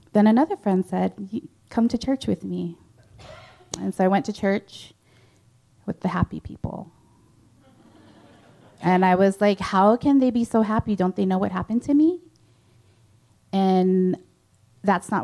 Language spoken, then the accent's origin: English; Hawaii, United States; I come from Hawaii, so that's how we greet